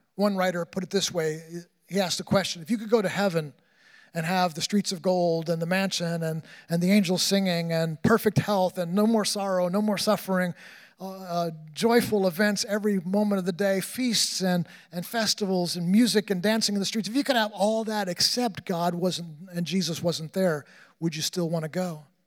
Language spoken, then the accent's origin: English; New York, United States; I grew up in New York